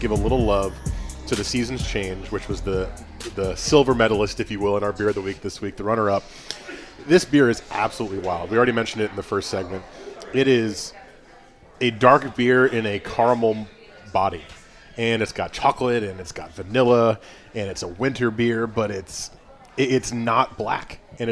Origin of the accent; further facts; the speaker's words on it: United States; I am an American.